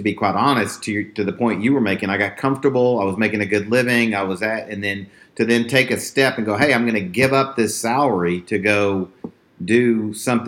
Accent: Texas, United States; I grew up in Texas. I live like 5 minutes from where I grew up.

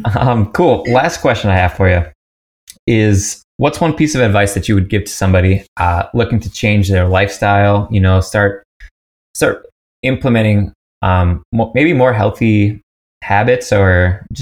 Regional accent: United States; I'm from the States originally.

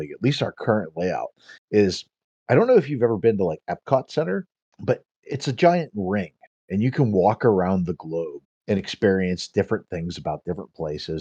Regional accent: Pittsburgh, Pennsylvania, United States; I grew up in the North Hills of Pittsburgh

